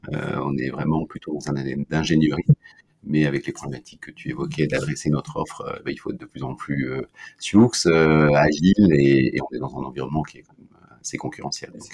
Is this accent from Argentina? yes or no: no; Brittany, France; je suis breton